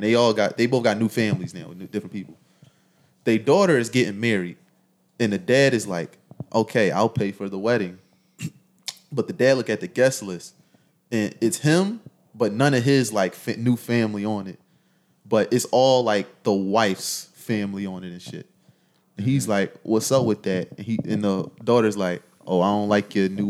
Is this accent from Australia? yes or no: no; Philadelphia, Pennsylvania, United States; I'm from Philly